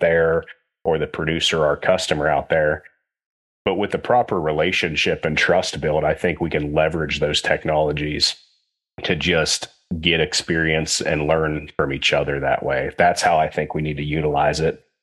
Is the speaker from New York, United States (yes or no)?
no; Western Pennsylvania, United States; I grew up in Western Pennsylvania